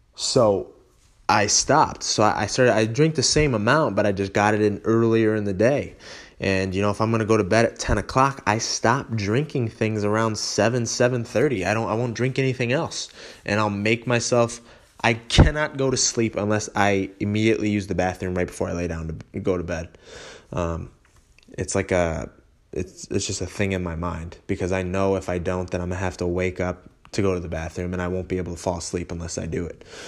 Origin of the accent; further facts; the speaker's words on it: Holly, Michigan, United States; moved away as an adult; also born or lived in Rochester area; now in Rochester, United States; I'm from Holly. Uh, it's about forty-five minutes north, uh, of, of Ro-, the Rochester area where I am now.